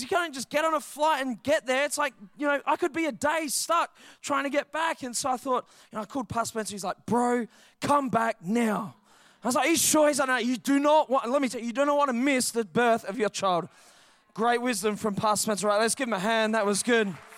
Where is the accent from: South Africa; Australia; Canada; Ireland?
Australia; Perth, Western Australia; I grew up in Heathridge. six oh two seven, baby, that's my hood.